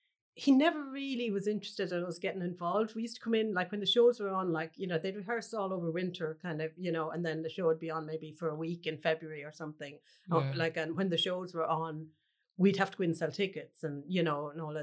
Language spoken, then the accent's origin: English; Cloughjordan, Munster, Ireland; I grew up in Clough Jordan, which is a small village in North Tipperary, we're just outside it.